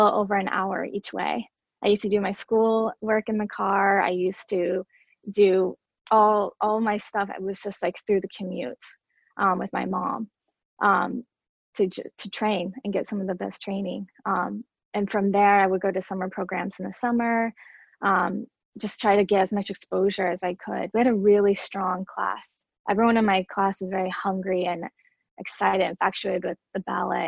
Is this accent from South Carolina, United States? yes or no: yes; Seneca, South Carolina, United States; I grew up in Seneca, South Carolina, which is like very, very tiny.